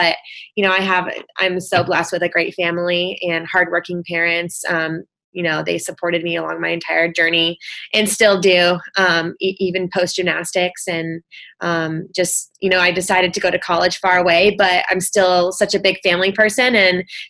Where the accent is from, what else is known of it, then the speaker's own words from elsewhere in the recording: Michigan, United States; I grew up in Michigan. I'm in a small town kind of near Lansing